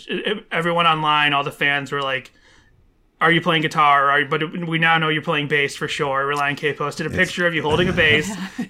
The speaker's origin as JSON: {"language": "English", "town": "Boston", "region": "Massachusetts", "country": "United States", "tie": "born or raised there", "moved": "yes", "lives_now": "Los Angeles, United States", "said": "We're in LA right now. I'm originally from Boston."}